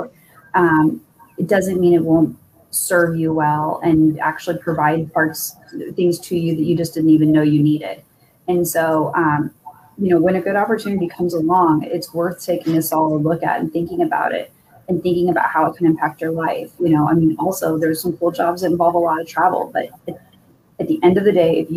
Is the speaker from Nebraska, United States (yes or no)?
yes; Omaha, Nebraska, United States; moved away as an adult; also born or lived in Kansas City; went to college in the town that we grew up in Omaha